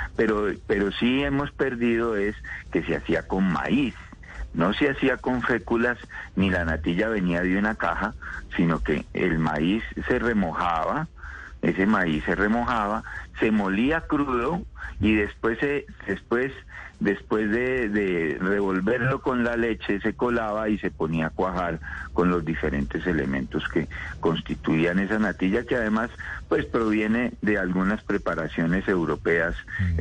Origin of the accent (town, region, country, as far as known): Colombia